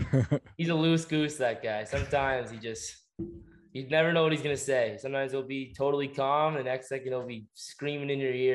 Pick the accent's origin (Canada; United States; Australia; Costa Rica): Canada; Essex, Ontario; born and raised in Essex